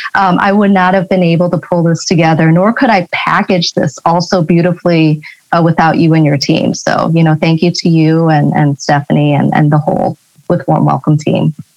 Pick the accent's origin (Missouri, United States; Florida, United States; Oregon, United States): Missouri, United States; St. Louis; also born or lived in Hong Kong; I grew up in St. Louis, Missouri